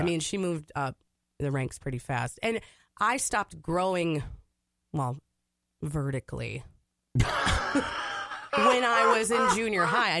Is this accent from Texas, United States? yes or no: no; Hutchinson, Minnesota, United States; that's where I grew up, Hutchinson, Minnesota.